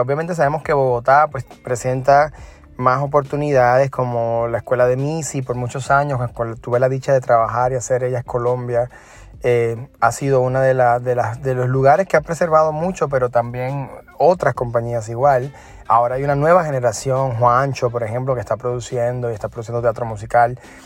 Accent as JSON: {"language": "Spanish", "country": "Puerto Rico", "tie": "born or raised there", "moved": "yes", "lives_now": "New York, United States", "said": "soy de Puerto Rico"}